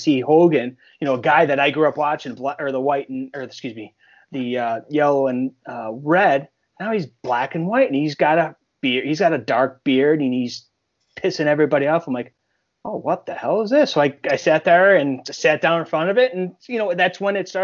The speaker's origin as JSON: {"language": "English", "town": "Buffalo", "region": "New York", "country": "United States", "tie": "born or raised there", "also_born_or_lived": "outside Rochester, New York", "said": "growing up in Buffalo"}